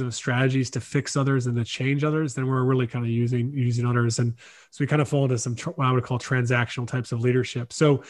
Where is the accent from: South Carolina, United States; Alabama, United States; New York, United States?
South Carolina, United States; moved away as an adult; now in Ireland; I was from the States, born in South Carolina